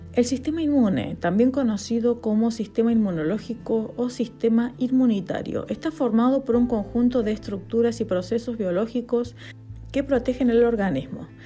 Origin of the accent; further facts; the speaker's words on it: Argentina; now in Spain; Argentina, que es mi país natal